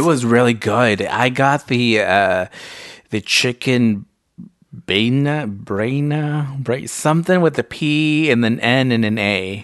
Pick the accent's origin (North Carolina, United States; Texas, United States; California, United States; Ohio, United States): California, United States; Salinas; first language Spanish; English is a second language; I grew up in Salinas and there's predominantly Latinos